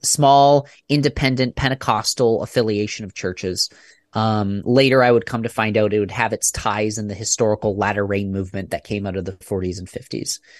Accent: about an hour and a half east of Toronto, Ontario, Canada; now in Michigan, United States; I was born and raised in Canada

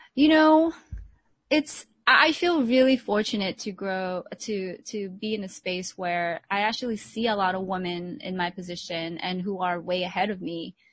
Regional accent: United States; also born or lived in Philippines; I grew up in the States

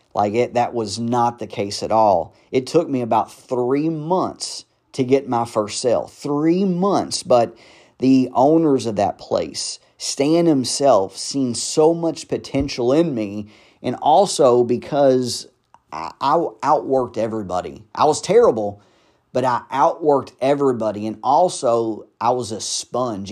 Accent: Louisville, Kentucky, United States; I grew up in the South Side of Louisville, which is not the best of sides of Louisville to, you know, grow up in or a good part of town.

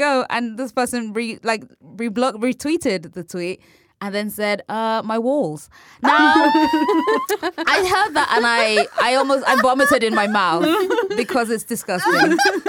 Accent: United Kingdom; I'm British and we say cock

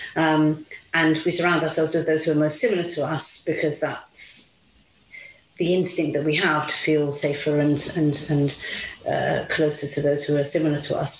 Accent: Italy; moved away as an adult; also born or lived in Mauritius; now in United Kingdom; I grew up in Italy, lived in Italy till I was nineteen.

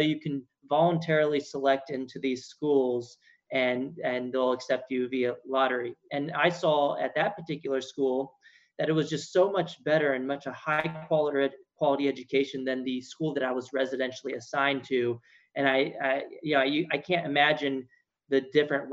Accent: San Antonio, Texas, United States; moved away as an adult; now in Washington, D.C., United States; I grew up in San Antonio, Texas

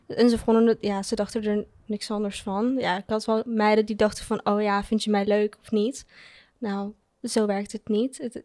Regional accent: Curaçao; now in Netherlands; ik ben opgegroeid op Curaçao

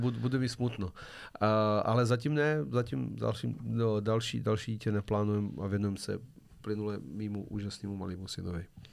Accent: Serbia; now in Czech Republic; já jsem sice původně ze Srbska, ale já ten český jazyk předělám

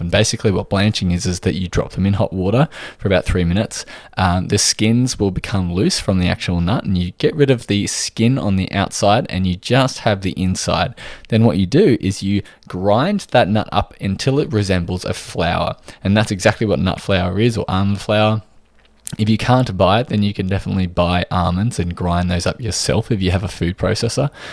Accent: Australia

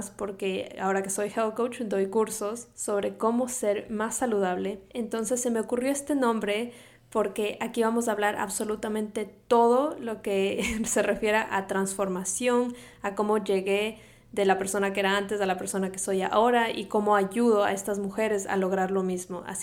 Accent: Quito, Pichincha, Ecuador; moved away as an adult; now in Miami, United States; Soy ecuatoriana de Quito, a diferencia de lo que piensa todo el mundo, porque piensan que soy mexicana, pero no, soy ecuatoriana. Mi acento a veces eh, puede confundirlos. Pero bueno, soy ecuatoriana, crecí allá, me vine a Miami a estudiar

